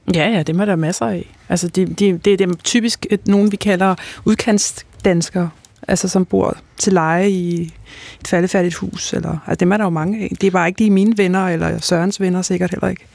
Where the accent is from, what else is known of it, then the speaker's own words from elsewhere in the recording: Copenhagen, Capital Region of Denmark, Denmark; Jeg er selv født og opvokset i København